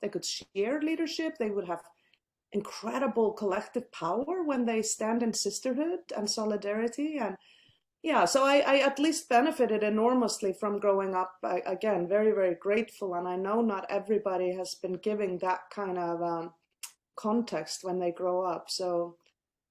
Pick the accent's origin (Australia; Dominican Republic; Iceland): Iceland; I grew up in a country that currently leads the world when it comes to gender equality